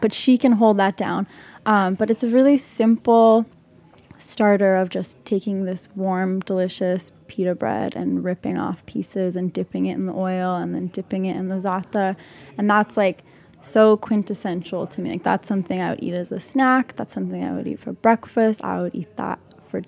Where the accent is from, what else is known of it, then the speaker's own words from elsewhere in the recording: Salt Lake City, Utah, United States; moved away as an adult; also born or lived in West Bank, Palestine; now in New York, United States; I grew up in Utah and in the West Bank